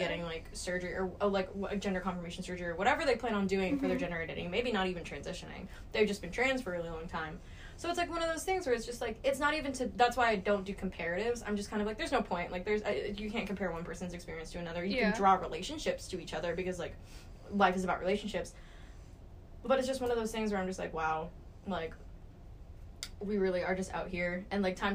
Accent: Texas, United States; I'm from Texas. I'm from the South. I grew up in the Bible Belt.

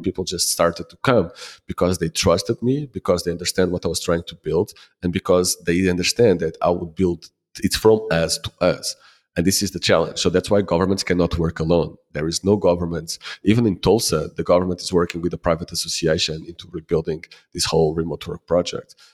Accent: Lisbon, Portugal; also born or lived in Ponta do Sol, Madeira; I am from Lisbon

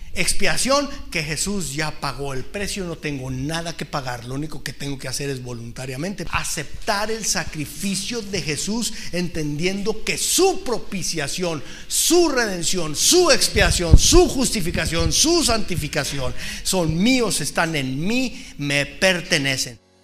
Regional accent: Mexico; como mexicanos

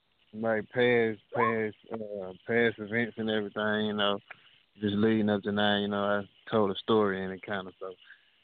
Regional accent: Jackson, Mississippi, United States; I'm from Jackson, Mississippi.

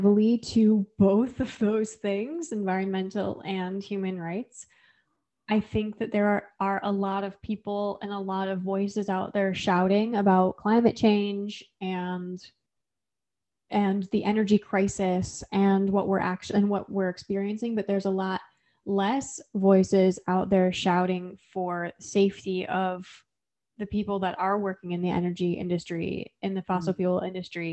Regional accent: Flint, Michigan, United States; I'm from Flint, Michigan

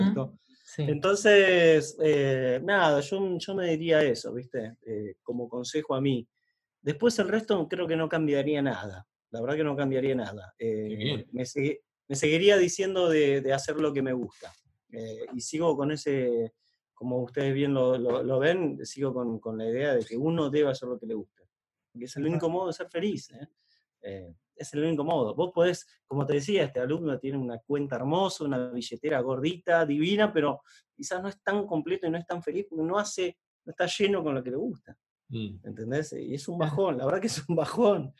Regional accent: Neuquén, Argentina; yo soy de Noquén

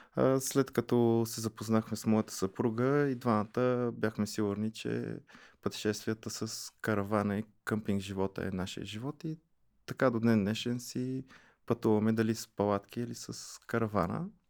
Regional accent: Pleven, Pleven Province, Bulgaria; аз съм от Плевен и до Плевен има един каньон на река Чернелка

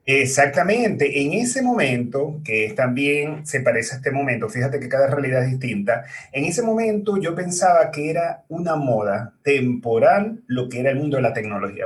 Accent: Maracaibo, Zulia, Venezuela; moved away as an adult; now in Chile; mi país, que es Venezuela, en la ciudad de Maracaibo

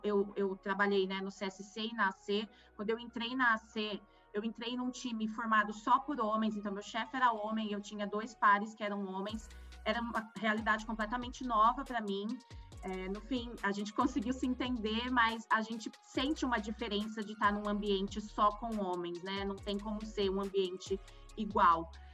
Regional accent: Campinas, São Paulo, Brazil; also born or lived in Rio Grande do Sul; Eu sempre morei em Campinas, mas eu não nasci aqui, eu nasci no Rio Grande do Sul. Sou uma gaúcha meio fake, porque morei por muito pouco tempo lá

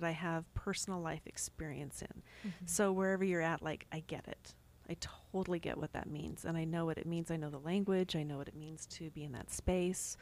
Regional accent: California, United States; also born or lived in Long Beach, California / Salt Lake City, Utah / Payson, Utah / Goshen, Utah; now in Utah, United States; I grew up mostly in California. We moved out to Salt Lake City for a few years.

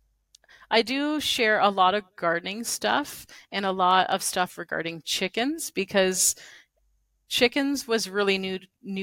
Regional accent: Canada; as a Canadian content creator

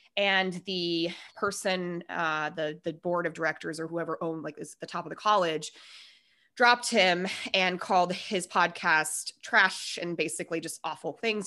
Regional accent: Denver, Colorado, United States; We are both from Denver.

